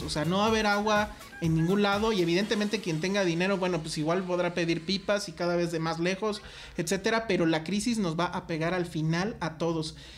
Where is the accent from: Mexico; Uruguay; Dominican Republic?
Mexico; como público mexicano